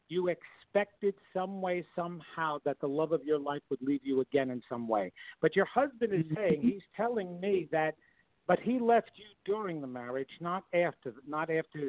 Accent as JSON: {"language": "English", "town": "Levittown", "region": "New York", "country": "United States", "tie": "born or raised there", "said": "I was raised in Levittown, Long Island"}